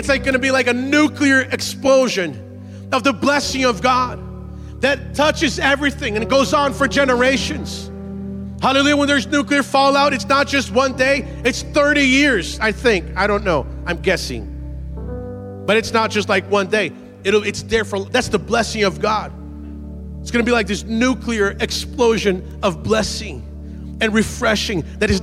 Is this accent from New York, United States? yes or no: no; Massachusetts, United States; also born or lived in Brazil; I grew up in Massachusetts. We don't wear cowboy boots